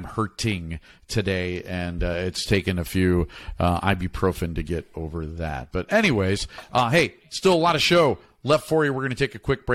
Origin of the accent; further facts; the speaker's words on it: Chicago, Illinois, United States; I'm from Chicago